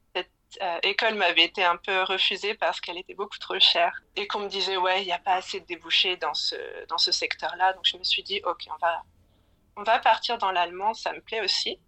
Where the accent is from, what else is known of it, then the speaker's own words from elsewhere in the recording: Plougasnou, Brittany, France; moved away as an adult; also born or lived in Lille; now in Berlin, Germany; je suis née à Lille et j'ai ensuite grandi dans un petit village breton euh, qui s'appelle Plouganou.